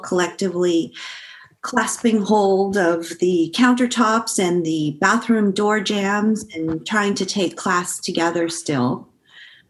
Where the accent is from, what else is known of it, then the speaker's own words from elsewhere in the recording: San Francisco, California, United States; I grew up in San Francisco, but oddly enough, I also went to a bilingual Spanish elementary school